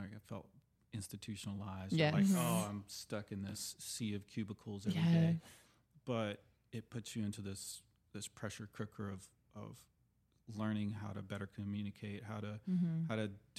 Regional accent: California, United States; born there; also born or lived in Houston / Oklahoma; I was born in Southern California, but we moved quickly to Houston and then Oklahoma.

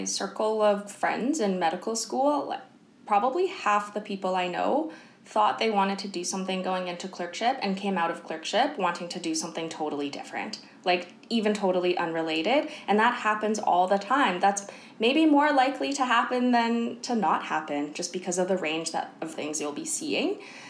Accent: Kelowna, British Columbia, Canada; moved away; So I'm originally from Kelowna and my parents and my sister are still in Kelowna and they're the only family I have in Canada. So I wanted to stay in BC.

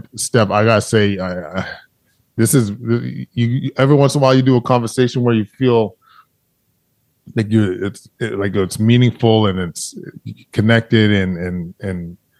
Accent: Alberta, Canada; I grew up in Alberta

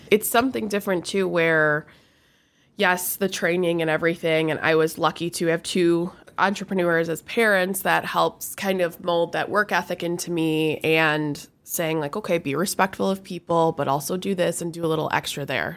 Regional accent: Rochester, Michigan, United States; I grew up in Rochester

